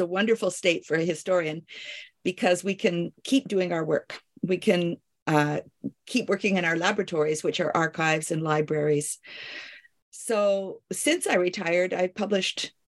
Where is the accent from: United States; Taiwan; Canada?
Canada; also born or lived in Paris, France / Kingston, Ontario; I am a Canadian